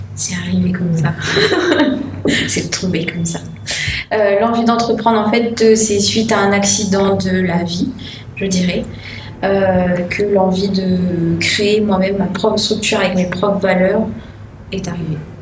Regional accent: Le Tampon, Réunion; je viens de la plaine des Cafres

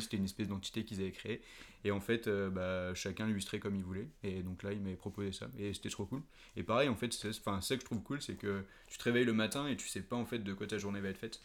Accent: Paris, Île-de-France, France; moved away as an adult; now in Nantes, France; comme je suis né à Paris et que j'ai passé toute mon enfance et du coup ma début de vie d'adulte, on va dire, à Paris

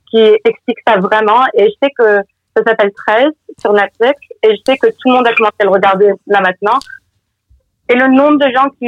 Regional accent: New York, United States; puisque j'ai grandi à Brooklyn

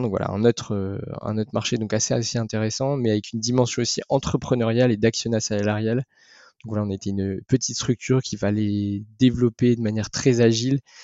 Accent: the North, Hauts-de-France, France; je suis originaire du Nord

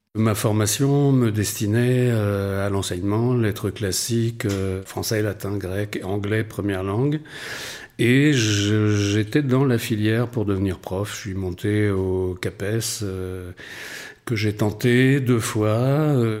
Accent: Rennes, Brittany, France; moved away as an adult; also born or lived in Paris / London; je suis breton en fait au départ, je viens de Rennes

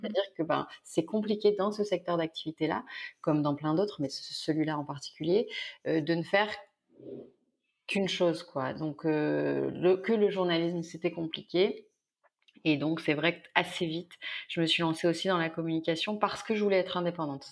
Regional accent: near Carpentras, Vaucluse, Provence-Alpes-Côte d'Azur, France; also born or lived in Avignon; now in Marseille, France; je suis née près de Lille. Et, euh, et, et, en fait, on a déménagé, j'avais 5-6 ans. Mon père a été muté. Donc là, je suis arrivée dans le sud de la France, dans le Vaucluse. Euh, près de Carpentras

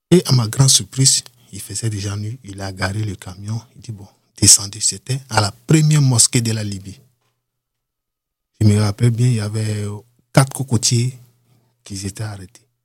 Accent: Cameroon; Donc, du coup, les Camerounais, on nous tous, comme on est des Noirs, je me suis approché.

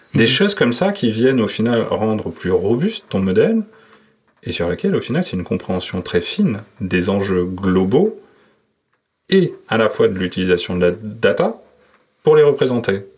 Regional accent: Bordeaux, Nouvelle-Aquitaine, France; moved away as an adult; also born or lived in Paris; je suis né à Bordeaux. Mm-hmm. Bordeaux-Codéran, euh, pour euh, j'ai passé toute ma jeunesse là-bas

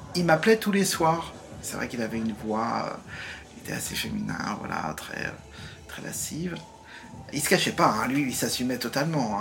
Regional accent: Nantes, Pays de la Loire, France; moved away as an adult; also born or lived in England / Ain; je suis né à Nantes euh, en mai 67

